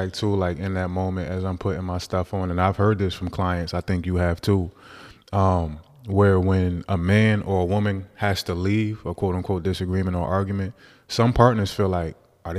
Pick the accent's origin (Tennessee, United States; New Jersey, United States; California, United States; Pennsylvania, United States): New Jersey, United States; Newark; I'm from Newark